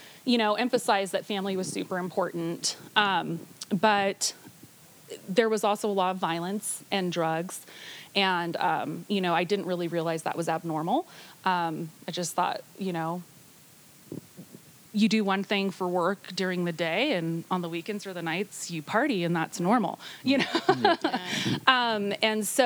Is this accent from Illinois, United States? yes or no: no; Bay Area, California, United States; now in Nevada, United States; I was born in the Bay Area